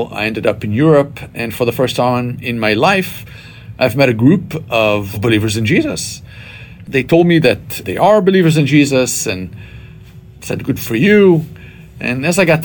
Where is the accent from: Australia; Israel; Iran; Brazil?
Israel; moved away as an adult; I was born and raised in Israel to what we would call here a traditional Jewish family